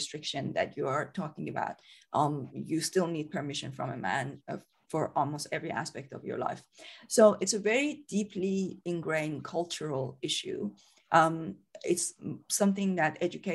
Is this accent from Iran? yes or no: yes; Iran; moved away as an adult; now in United Kingdom; I'm from Iran originally. So I came to the UK in 2005, came here as a student